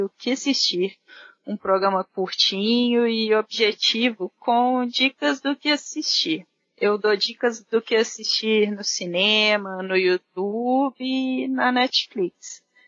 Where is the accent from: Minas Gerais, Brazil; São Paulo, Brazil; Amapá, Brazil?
Minas Gerais, Brazil; Belo Horizonte; sou aqui de Belo Horizonte